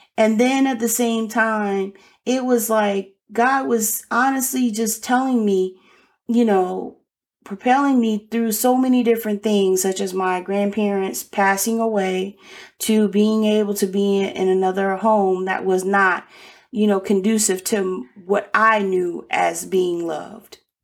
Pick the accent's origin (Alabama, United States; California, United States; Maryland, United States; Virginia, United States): Alabama, United States; Birmingham; moved away; I was born in Birmingham, Alabama